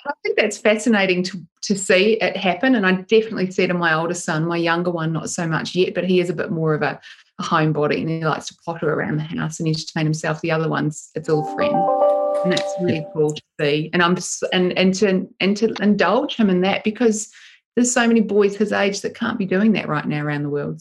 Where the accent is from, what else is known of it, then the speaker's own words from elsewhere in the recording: Christchurch, Canterbury, New Zealand; moved away as an adult; also born or lived in United Kingdom; now in Sydney, Australia; I grew up in Christchurch in New Zealand